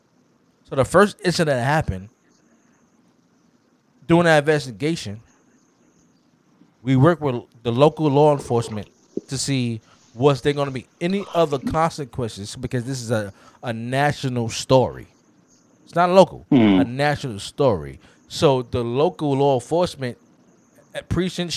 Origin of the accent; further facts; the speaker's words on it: New York, United States; I'm from New York